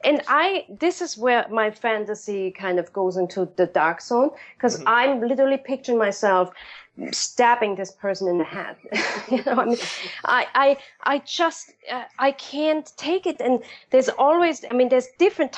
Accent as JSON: {"language": "English", "country": "Germany", "tie": "born or raised there", "moved": "yes", "said": "back home in my hometown, they're doing this in Germany."}